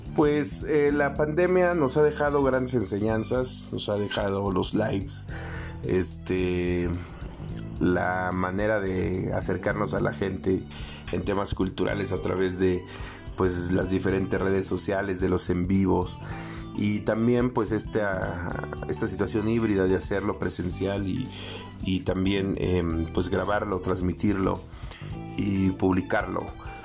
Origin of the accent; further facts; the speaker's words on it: Mexico; como población, como mexicanos, no sé, o mixtecos